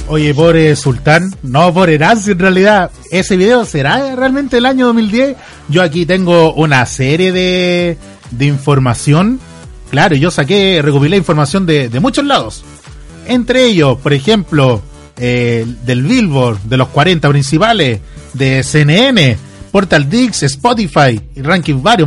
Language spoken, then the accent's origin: Spanish; Chile; que vienen muchas bandas a Chile a visitarnos, eh, somos el oasis de Sudamérica